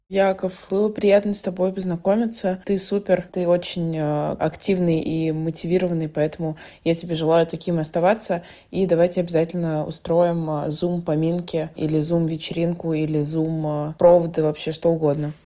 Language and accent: Russian; Moscow, Russia; also born or lived in London; я родилась в Москве, а живу между Москвой и Лондоном